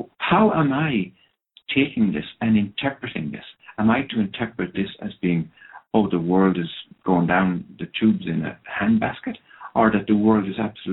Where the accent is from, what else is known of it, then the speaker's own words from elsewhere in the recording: Ireland; first language Irish; English is a second language; I come from Ireland where drink really is a historical kind of an approach to life.